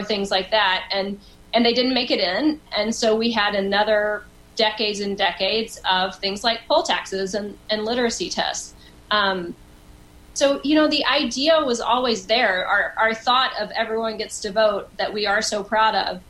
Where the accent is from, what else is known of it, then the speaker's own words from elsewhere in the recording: Liberty, Texas, United States; moved away as an adult; also born or lived in Austin, Texas / Houston, Texas; now in New York City, United States; I grew up in Liberty my entire life till I went to college